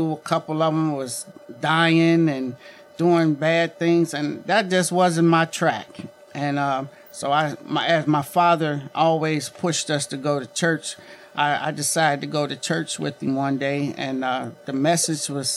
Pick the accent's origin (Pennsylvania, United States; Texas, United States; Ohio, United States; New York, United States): Ohio, United States; Mount Healthy; moved away as an adult; also born or lived in Barberton, Ohio / Akron, Ohio; now in McKeesport, United States; I grew up in the Springfield Township area, better known as Mount Healthy